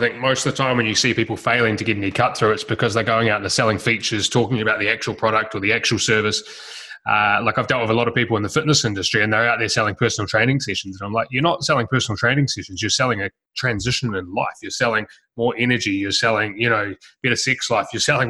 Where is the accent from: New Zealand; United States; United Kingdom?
New Zealand; moved away as an adult; also born or lived in Melbourne; when I was 18, I moved from New Zealand to Melbourne and I went and knocked doors for a year and sold bits of cardboard door to door in every suburb in Melbourne.